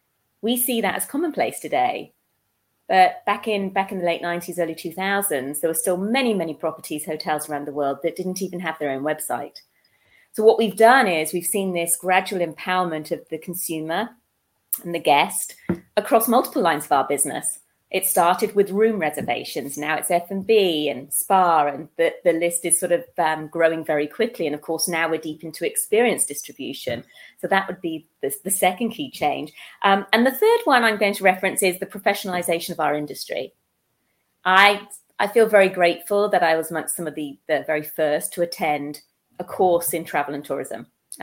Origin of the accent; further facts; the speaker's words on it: Netherlands; born there; I was born in Holland while my parents were over in the Netherlands on an assignment.